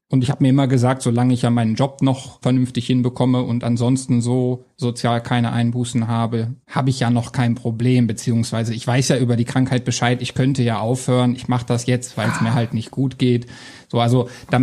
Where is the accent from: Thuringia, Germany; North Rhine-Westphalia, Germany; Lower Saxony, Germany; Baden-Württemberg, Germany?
Lower Saxony, Germany; Hanover; moved away as an adult; also born or lived in Coburg / Essen / Trier; Ich bin in Hannover geboren, aufgewachsen und bin wegen meiner Freundin damals dann nach Coburg, nach Bayern gezogen.